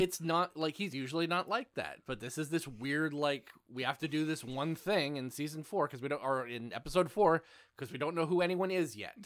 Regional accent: suburb of Vancouver, British Columbia, Canada; moved away; Smallville is basically set in my hometown

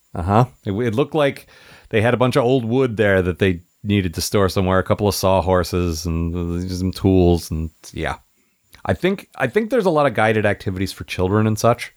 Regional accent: United States; now in Seattle, United States; I grew up near Washington, D C

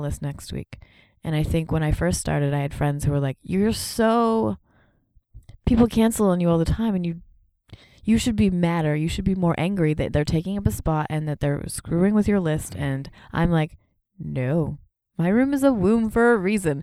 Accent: Canada; moved away as an adult; now in United States; I'm also Canadian

